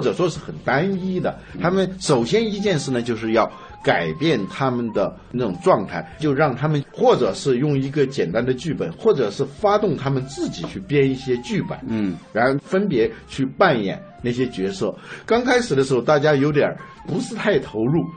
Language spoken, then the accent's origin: Chinese; China; 我们中国人